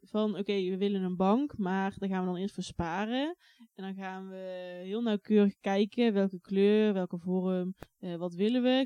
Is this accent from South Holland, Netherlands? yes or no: no; Oss, North Brabant, Netherlands; also born or lived in Lith; Daarna ging ik naar Os